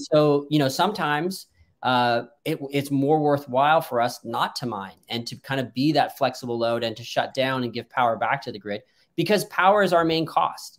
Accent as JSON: {"language": "English", "country": "Canada", "said": "I'm actually Canadian"}